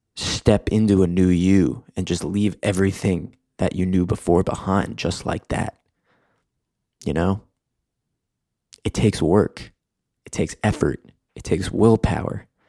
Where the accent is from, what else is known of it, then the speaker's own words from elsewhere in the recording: New York, United States; moved away as an adult; also born or lived in Michigan; now in Los Angeles, United States; I grew up in New York on the East Coast.